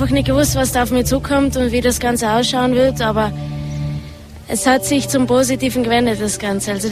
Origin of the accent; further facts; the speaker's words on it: Obergurgl, Tyrol, Austria; komme aus dem Ötztal. Aus Obergurgel.